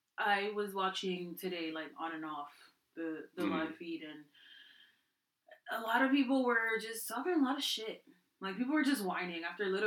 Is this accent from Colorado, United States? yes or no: no; New Jersey, United States; From the Bronx, I'm from Jersey!